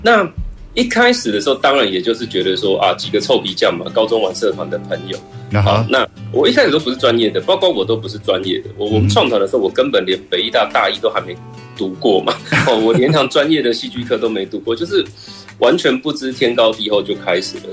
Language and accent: Chinese; Chiayi, Chiayi County, Taiwan; also born or lived in Taipei; 我就是嘉义土生土长的小孩，嗯。那我一九八四年生